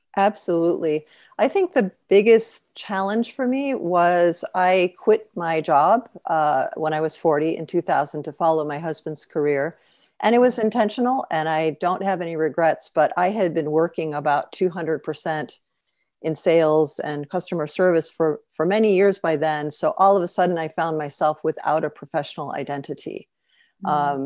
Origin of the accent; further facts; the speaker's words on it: Chicago, Illinois, United States; moved away as an adult; also born or lived in New York / Paris / Cairo / Sharm el Sheikh; when we moved back to Chicago, my hometown